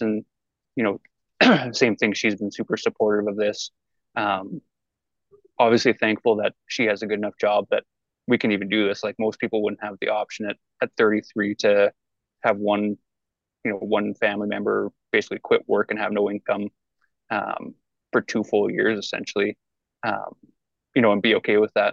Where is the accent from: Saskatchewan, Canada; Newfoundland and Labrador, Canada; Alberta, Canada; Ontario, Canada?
Alberta, Canada; Hay Lakes; also born or lived in Fort McMurray; I'm from Hay Lakes, so small town, same school from kindergarten to grade 12